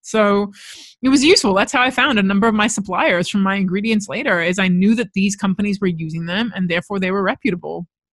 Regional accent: Los Angeles, California, United States; now in Australia; I was born and raised in Los Angeles.

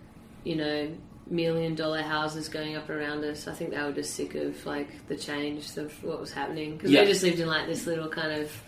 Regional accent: Sydney, New South Wales, Australia; I think growing up in Sydney, well, anywhere, I guess, in Australia especially

